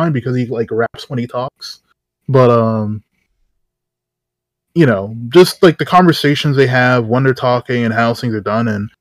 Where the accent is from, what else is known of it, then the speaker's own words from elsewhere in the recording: Canada; I'm Canadian.